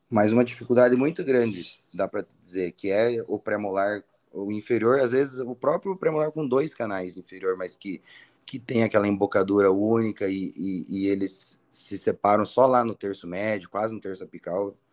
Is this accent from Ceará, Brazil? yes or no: yes; Fortaleza, Ceará, Brazil; now in Curitiba, Brazil; O que, que, você achou da minha terra?